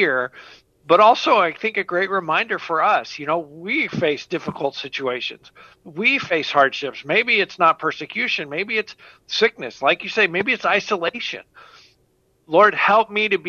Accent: United States; us as American Christians

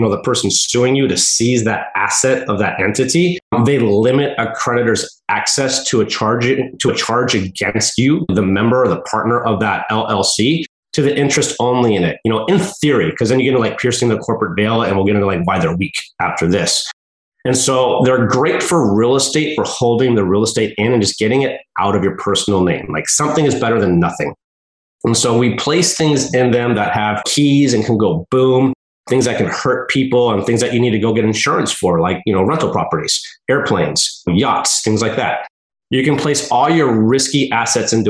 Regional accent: United States; now in Oregon, United States; I'm from the mountains. I'm from Lake Tahoe. So we get lots of snow. You know, I live in Oregon now

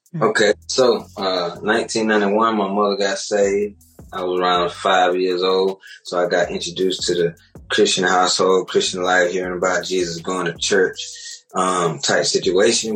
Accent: Macon, Georgia, United States; Me and Zeno, we're actually from Macon, living Macon, born and raised.

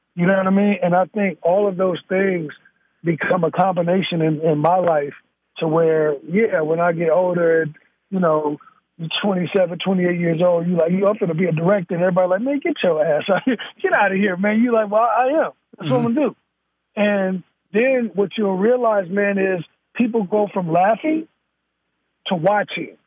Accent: Gary, Indiana, United States; also born or lived in Chicago, Illinois; now in Northern California, United States; I'm raised in Gary, Indiana.

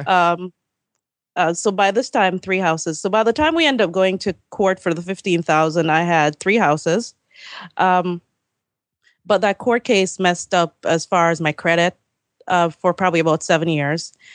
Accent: Jamaica; moved away as an adult; now in Maryland, United States; I came from Jamaica in ninety-nine

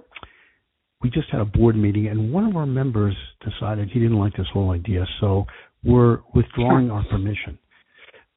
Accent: New Jersey, United States; I am from New Jersey

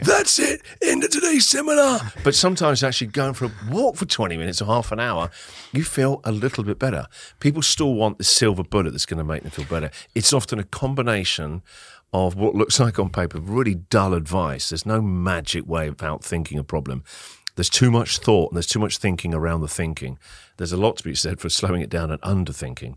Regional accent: Winchester, South East England, United Kingdom; moved away as an adult; now in Melbourne, Australia; a very small city called Winchester, about an hour and a half south of London

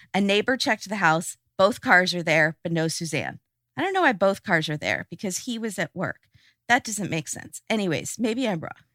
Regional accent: California, United States; we're from California

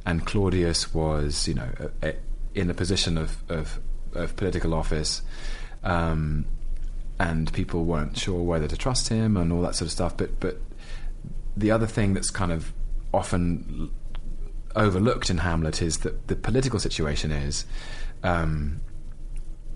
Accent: London, United Kingdom; I'm a Londoner.

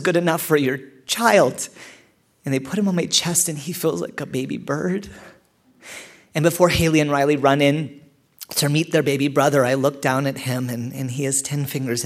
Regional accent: Canada; I'm Canadian

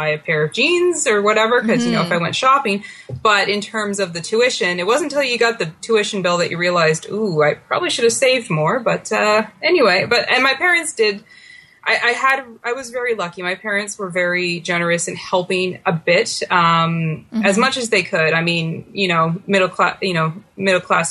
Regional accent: Ottawa, Ontario, Canada; I born and raised in Ottawa and, I'm back here now in Ottawa.

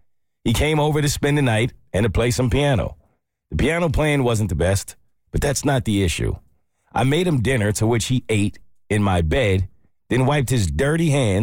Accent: Maine, United States; not my real name, and I am from Maine.

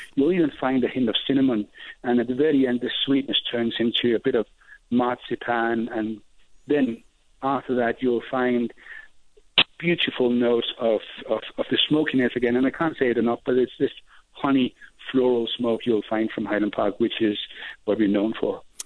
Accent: Denmark; moved away as an adult; now in Scotland; I was born and bred in Denmark

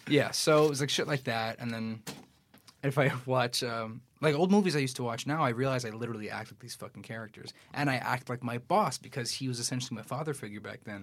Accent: New York City, New York, United States; I grew up in Queens, I grew up in Astoria

